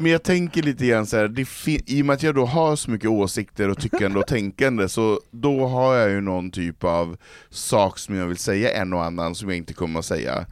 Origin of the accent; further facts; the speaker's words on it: Norrland, Sweden; Från Norrland, jo, från Marå